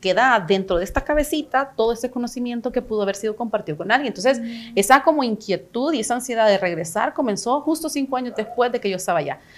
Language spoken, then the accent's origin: Spanish; El Salvador; moved away; also born or lived in United States / Canada; soy una salvadoreña